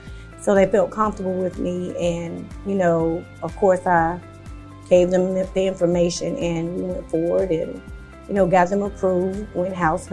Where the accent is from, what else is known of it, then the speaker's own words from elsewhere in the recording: North Carolina, United States; of course. I'm from North Carolina.